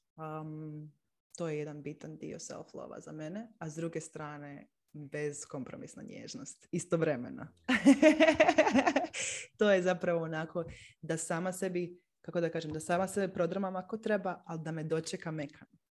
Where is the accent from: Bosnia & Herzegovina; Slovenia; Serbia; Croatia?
Croatia; Split, Split-Dalmatia County; now in Zagreb, Croatia; Inače sam odrasla u Splitu, sad živim u Zagrebu.